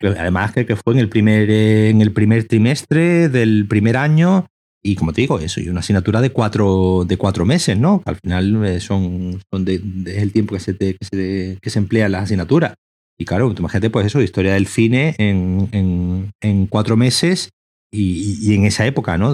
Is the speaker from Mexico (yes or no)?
no; Seville, Andalusia, Spain; moved away as an adult; now in Málaga, Spain; Yo soy de Sevilla, pero me fui a Málaga.